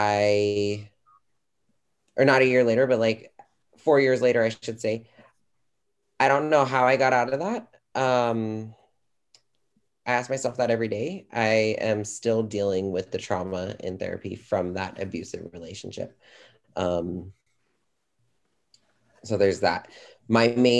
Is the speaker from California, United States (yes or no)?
yes; California, United States; I am from California.